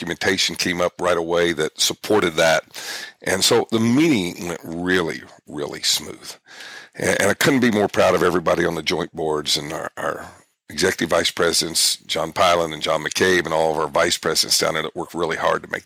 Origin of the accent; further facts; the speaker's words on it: Wichita, Kansas, United States; I'm from Wichita, Kansas City is like my second hometown